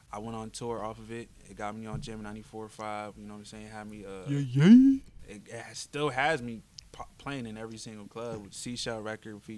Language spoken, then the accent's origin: English; Cambridge, Massachusetts, United States; I'm from Jefferson Park, you know what I'm saying? It's a project development place in North Cambridge, you know what I'm saying? But literally across the street, you know, it's a bunch of nice houses and everything like that, you know, but we didn't grow up like